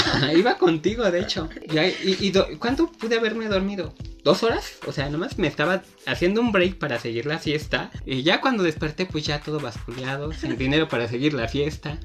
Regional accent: Mexico; la música propia de mi país

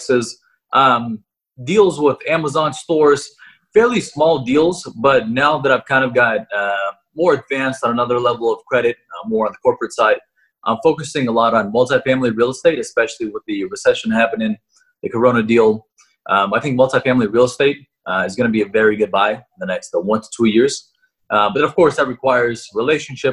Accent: Russia; now in United States; I was born in Russia, but I am living in the U.S.

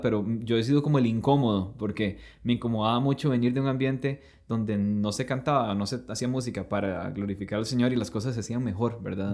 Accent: Costa Rica; somos costarricenses

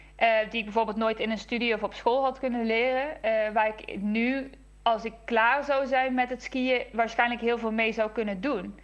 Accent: Netherlands; als Nederlanders

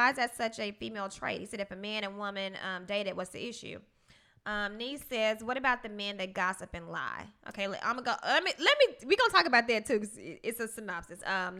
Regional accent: Pine Bluff, Arkansas, United States; People have this synopsis of, you know, I'm from Pine Bluff and sometimes I act like a little dude.

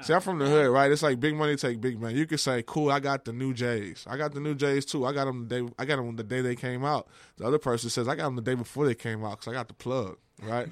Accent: Texas, United States; I grew up in Texas.

